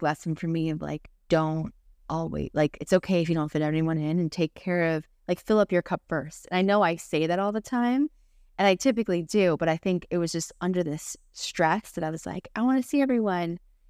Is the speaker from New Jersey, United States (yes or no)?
yes; New Jersey, United States; now in Florida, United States; we're from New Jersey and we couldn't tell them already. We lived there, me, my entire life, Sebastian, majority of his life. And we moved to Florida about 3 years ago.